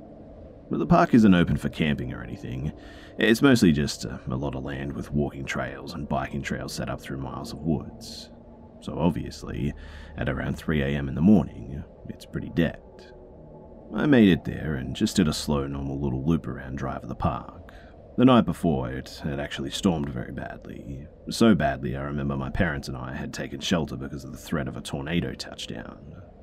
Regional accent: the South, United States; I grew up in the South. Tons and tons of beautiful places to see that haven't been taken over by concrete yet.

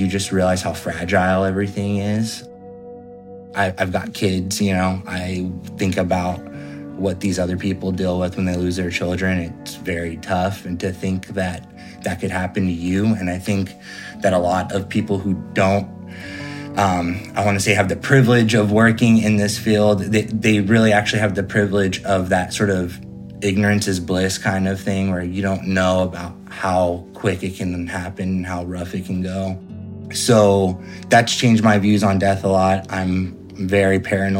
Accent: Fresno, California, United States; also born or lived in Sacramento, California / Santa Cruz, California; I'm from Fresno, California

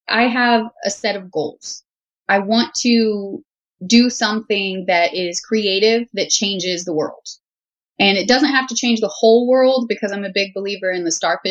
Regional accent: Houston, Texas, United States; I grew up in Southern Texas, the Houston area

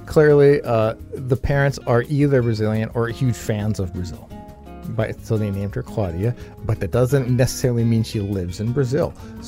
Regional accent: New Westminster, British Columbia, Canada; I consider New West my hometown because that's pretty much where most of my formidable time

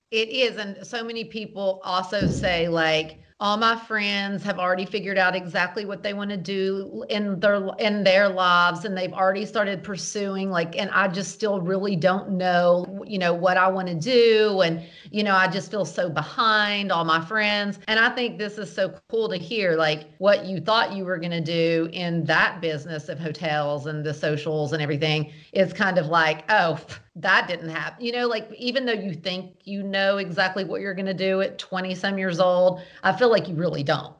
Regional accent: the South, United States; I'm from the South.

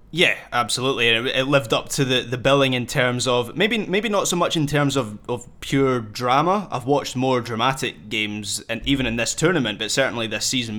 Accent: Scotland, United Kingdom; as a Scot

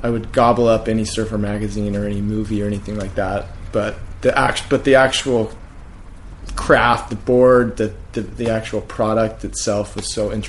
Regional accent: Orange, California, United States; So I grew up in Orange, city of Orange, which is like 30 minutes from the beach.

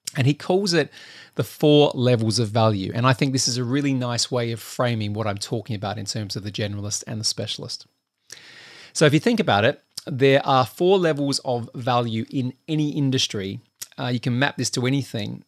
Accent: Australia; I'm Australian

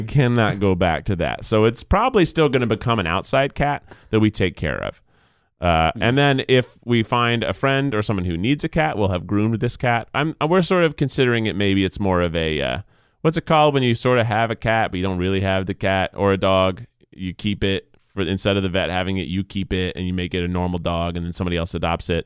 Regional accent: Tennessee, United States; moved away; I grew up in Tennessee

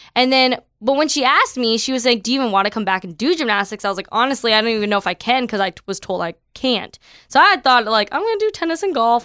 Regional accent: Toronto, Ontario, Canada; moved away as an adult; now in California, United States; I am from Toronto, Canada

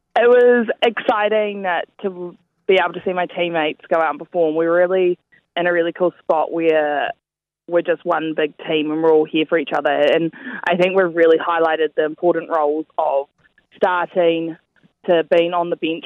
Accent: New Zealand; we're all over from New Zealand

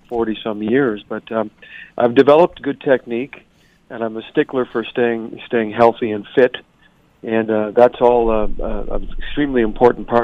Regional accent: Montreal, Quebec, Canada; moved away as an adult; now in Toronto, Canada; I'm originally from Montreal. I returned to Montreal when I got out of university

